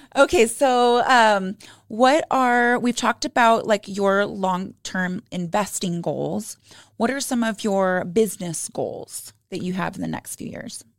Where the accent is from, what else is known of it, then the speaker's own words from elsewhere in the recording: Arizona, United States; now in Utah, United States; I was raised in Arizona